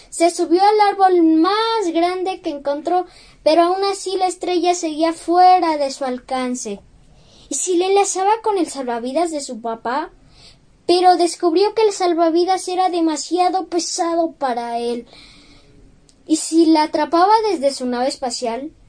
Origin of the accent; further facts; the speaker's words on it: Mexico; Soy un niño mexicano de nueve años.